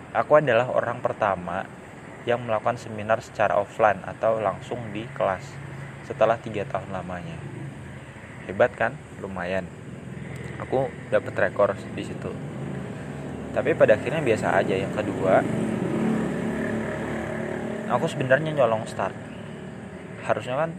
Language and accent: Indonesian; Depok, West Java, Indonesia; aku pengen balik ke kampungku kan ke Depok pas lebaran